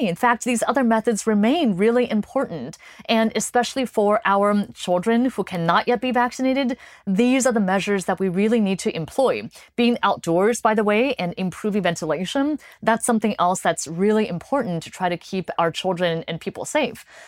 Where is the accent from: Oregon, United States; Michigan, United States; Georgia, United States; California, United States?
California, United States; moved away; I grew up in California